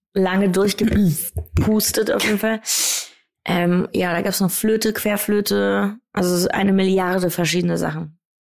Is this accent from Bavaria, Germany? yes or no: no; Wiesbaden, Hesse, Germany; ich komme ja aus Wiesbaden, da ist eine Airbase und deshalb haben wir viele amerikanische Sportarten bei uns